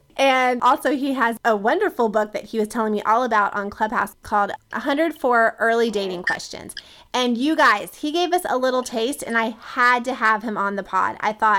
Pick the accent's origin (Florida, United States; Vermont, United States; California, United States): Florida, United States; Boynton Beach; born there; And I also, Darius, am from the East Coast. I was born in Florida, was actually born in Boynton Beach.